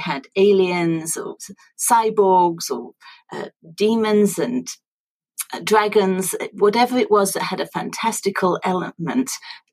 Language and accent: English; Sheffield, Yorkshire and the Humber, United Kingdom; Sheffield in Yorkshire, which is my hometown